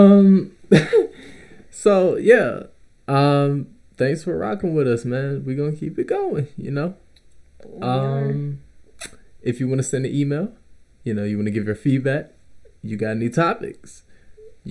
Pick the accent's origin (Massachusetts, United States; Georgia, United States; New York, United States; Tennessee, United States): Georgia, United States; Clayton County, south Atlanta; I'm from the Clay Cole, south